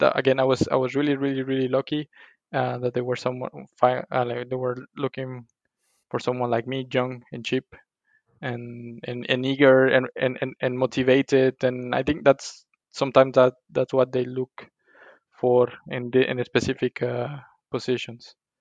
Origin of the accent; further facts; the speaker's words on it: Colima, Mexico; English is a second language; moved away as an adult; also born or lived in Monterrey, Mexico; now in Brussels, Belgium; I'm from a small town in, Colima, in Mexico called Colima and uh, after finishing my studies in, in Monterrey, I went back to my hometown